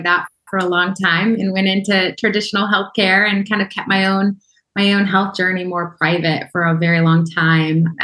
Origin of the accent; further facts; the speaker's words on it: Oklahoma, United States; I grew up in Oklahoma in a small town